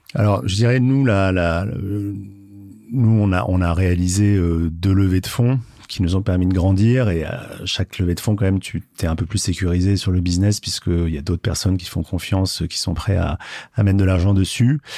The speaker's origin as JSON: {"language": "French", "town": "Marseille", "region": "Provence-Alpes-Côte d'Azur", "country": "France", "moved": "yes", "lives_now": "Paris, France", "said": "je suis marseillais, euh, mais maintenant, ça fait assez longtemps que j'habite Paris"}